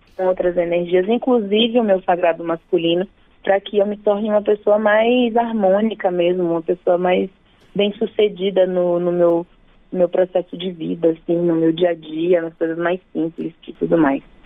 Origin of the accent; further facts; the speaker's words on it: Bahia, Brazil; moved away as an adult; now in São Paulo, Brazil; eu nasci na Bahia, né? E me mudei para São Paulo já faz alguns anos, mas a minha relação, minhas todas as minhas referências principais estão na Bahia